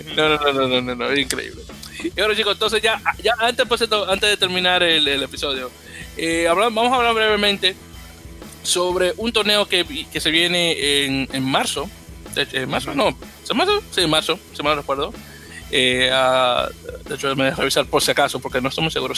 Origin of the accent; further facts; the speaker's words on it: Dominican Republic; como decimos en Dominicana